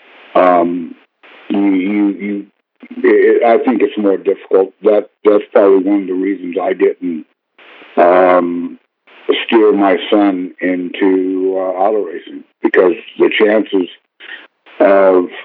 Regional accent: San Jose, California, United States; I grew up in San Jose, California

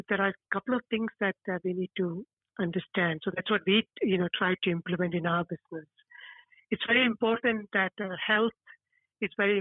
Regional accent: India; also born or lived in Stoke Newington, London; now in London, United Kingdom; I come from India

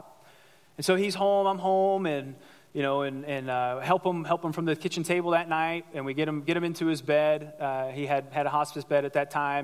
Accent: United States; I grew up here in the United States. I grew up in America

